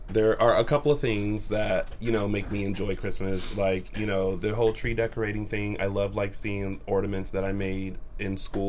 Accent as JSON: {"language": "English", "region": "South Carolina", "country": "United States", "tie": "born or raised there", "moved": "yes", "lives_now": "Los Angeles, United States", "said": "speaking of living in South Carolina"}